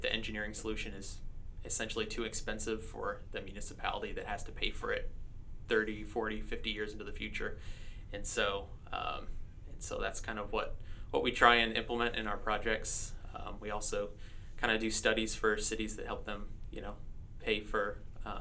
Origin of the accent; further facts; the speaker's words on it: Allen, Texas, United States; moved away as an adult; also born or lived in Longview, Texas; now in Shreveport, United States; I grew up in Allen, Texas, and went to school there